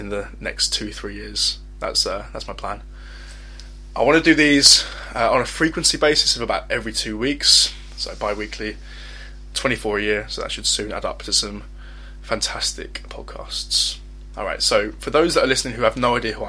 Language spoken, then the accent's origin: English; Essex, East of England, United Kingdom; I'm 21 years old, and I'm from Essex.